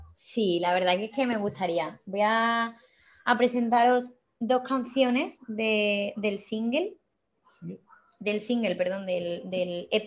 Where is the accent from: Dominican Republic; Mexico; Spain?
Spain; Cáceres, Extremadura; en Cáceres, en mi ciudad natal.